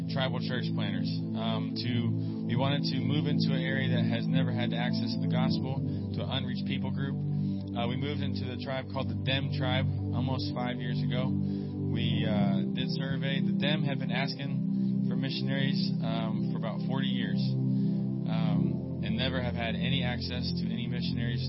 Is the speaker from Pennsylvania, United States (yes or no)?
yes; Pittsburgh, Pennsylvania, United States; moved away as an adult; now in Papua, Indonesia; I'm originally from Pittsburgh